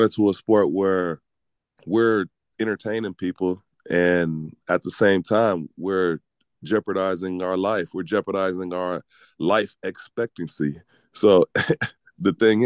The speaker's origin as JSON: {"language": "English", "country": "United States", "said": "especially being American and being from the States"}